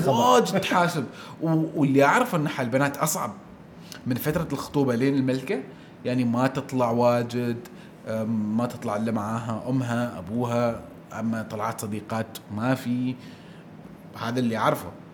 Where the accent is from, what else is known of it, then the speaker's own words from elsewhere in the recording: Oman; عندنا في عمان